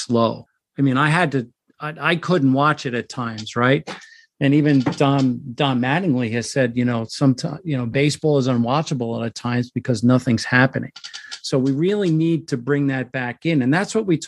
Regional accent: New York City, New York, United States; I grew up in the Bronx

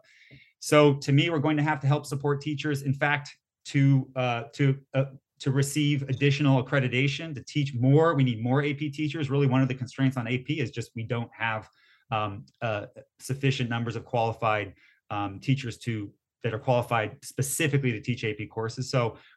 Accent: San Diego, California, United States; I'm born and raised in San Diego

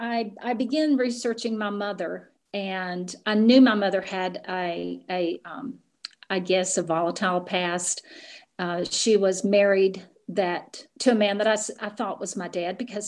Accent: Appalachian Mountains, United States; I grew up in the Appalachian Mountains, and it is very, very close knit in those regions.

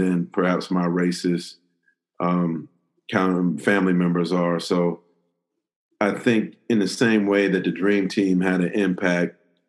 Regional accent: Bay Area, California, United States; I'm from the Bay Area

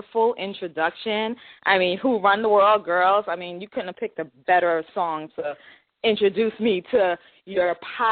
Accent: New York City, New York, United States; I grew up in the Bronx, the Northeast Bronx, in a section of the Bronx called Co-op City. And, I grew up there, pretty much born and raised.

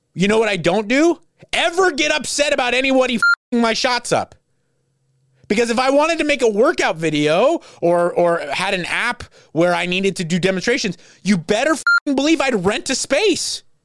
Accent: Los Angeles, California, United States; I'm from LA.

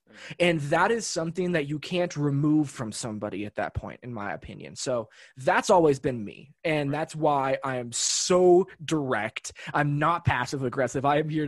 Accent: Los Angeles, California, United States; now in Denver, United States; I don't care if I'm in Denver for the next 70 years, I'm from Los Angeles. Full stop.

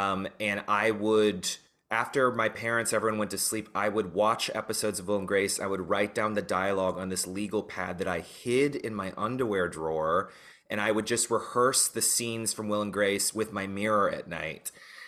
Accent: North Carolina, United States; also born or lived in Texas / New Jersey / New York; So I was born in North Carolina, but I grew up in North Carolina, Texas, New Jersey, and I lived in New York for a second.

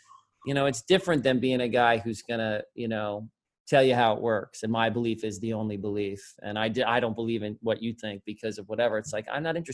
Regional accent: New York, United States; I'm a kid from New York

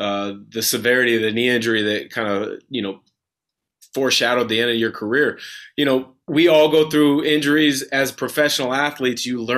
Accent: Portland, Oregon, United States; We're both from the Portland area. I grew up a huge Blazer fan.

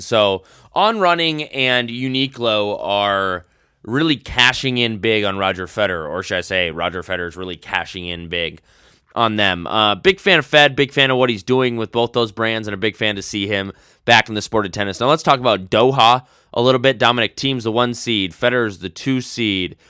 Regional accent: United States; accent: American; my English accent, American accent

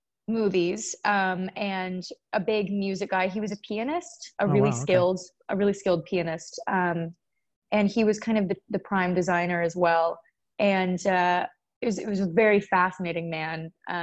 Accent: Seattle, Washington, United States; I take weird pride in the fact that I'm from Seattle, and I don't know why.

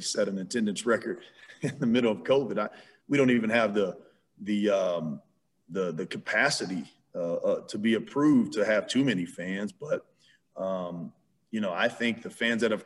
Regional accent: Illinois, United States; Growing up in Illinois, this snow is nothing new to me

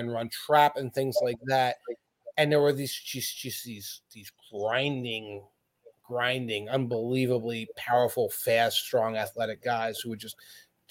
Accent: Philadelphia, Pennsylvania, United States; as a Philadelphian

